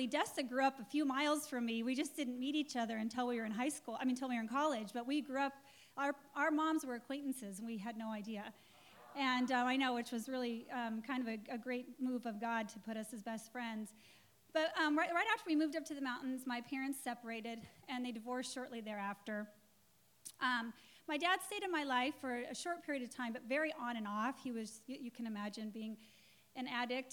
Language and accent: English; Englewood, Colorado, United States; I was born in Colorado, and in Inglewood, Colorado, which is nothing like Inglewood, California